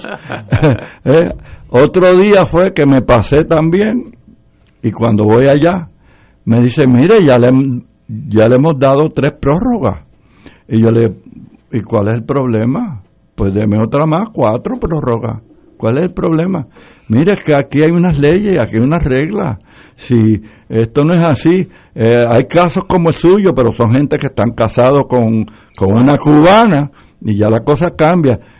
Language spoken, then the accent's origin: Spanish; Puerto Rico; yo soy puertorriqueño